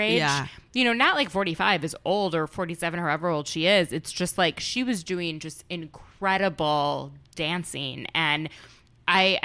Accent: Minnesota, United States; I'm from Minnesota also.

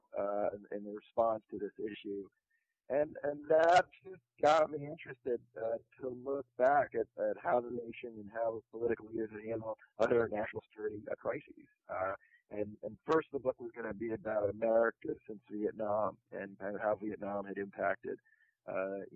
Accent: Metuchen, New Jersey, United States; I'm from New Jersey. I grew up in Metuchen, New Jersey

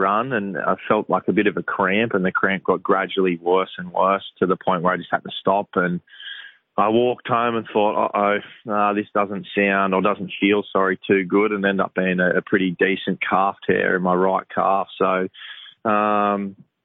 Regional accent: New South Wales South Coast, Australia; now in Gold Coast, Australia; I grew up on the New South Wales South Coast

